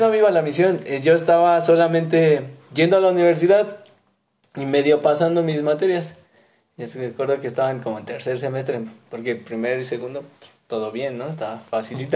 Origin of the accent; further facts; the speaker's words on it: Mexico City, Mexico; moved away as an adult; now in Xalapa, Mexico; Y yo soy de la Ciudad de México, soy mero chilango, pero... Pero ahorita ando aquí en Jalapa